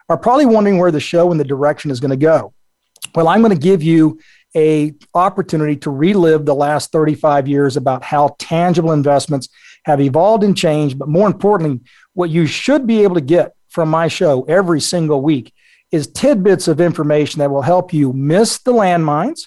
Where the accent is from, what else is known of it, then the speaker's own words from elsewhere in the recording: South Texas, United States; I grew up in South Texas.